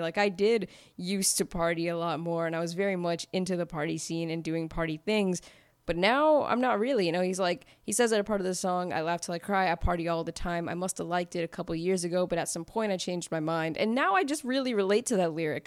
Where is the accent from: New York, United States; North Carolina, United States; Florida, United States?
North Carolina, United States; Fayetteville; I am from Fayetteville, North Carolina, and I grew up in the neighborhood … grew up